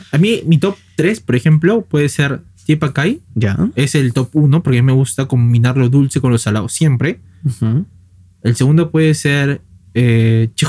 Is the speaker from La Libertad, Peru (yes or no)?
no; Lima, Peru; yo soy de la Victoria, pues. Yo vivía en la Victoria la, casi ahorita la mitad de mi vida, por así decirlo.